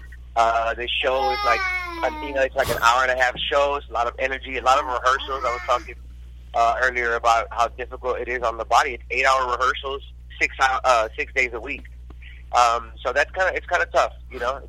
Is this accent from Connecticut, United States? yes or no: no; Houston, Texas, United States; now in Los Angeles, United States; I was a ballet folklorico dancer growing up in Houston, Texas